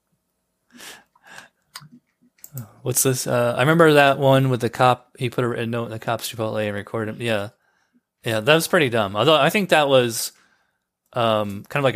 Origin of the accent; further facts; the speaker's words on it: New York, United States; moved away as an adult; now in Florida, United States; I grew up in New York. And I moved to Florida 6 years ago